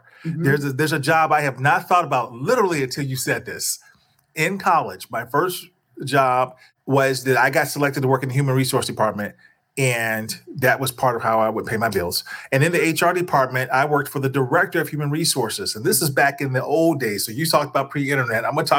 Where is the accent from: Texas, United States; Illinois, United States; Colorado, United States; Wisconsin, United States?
Illinois, United States; Chicago; and you know we're both from Chicago.